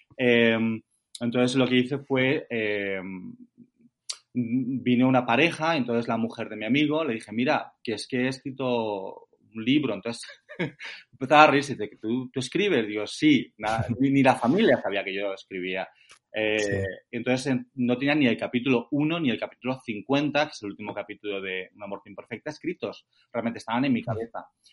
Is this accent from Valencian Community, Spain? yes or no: yes; Valencian Community, Spain; moved away as an adult; also born or lived in Denmark / England; now in United Kingdom; Acento no tengo, soy valenciano, o sea que me fui hace más de 20 años